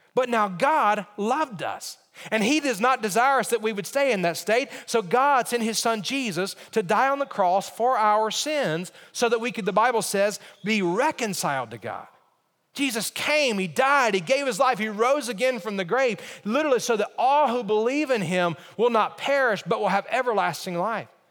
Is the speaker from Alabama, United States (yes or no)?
yes; Alabama, United States; When I think about growing up, I grew up in Alabama.